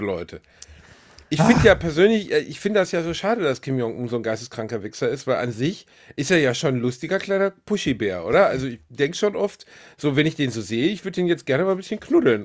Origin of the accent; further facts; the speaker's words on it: Essen, North Rhine-Westphalia, Germany; Upper-Class-Kind aus Essen, Altendorf